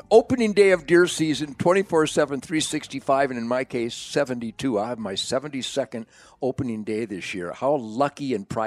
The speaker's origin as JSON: {"language": "English", "town": "Detroit", "region": "Michigan", "country": "United States", "tie": "born or raised there", "said": "I was born in Detroit"}